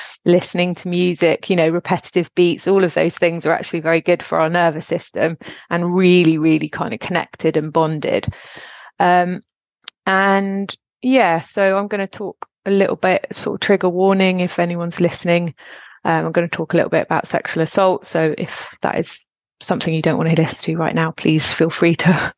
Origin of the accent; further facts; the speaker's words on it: Gloucestershire, South West England, United Kingdom; also born or lived in Suffolk; we moved from Suffolk to Gloucestershire when I was 8.